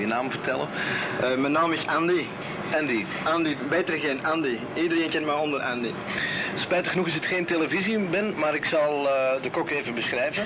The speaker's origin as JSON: {"language": "Dutch", "town": "Antwerp", "region": "Flanders", "country": "Belgium", "moved": "yes", "said": "ik ben een echte Antwerpenaar"}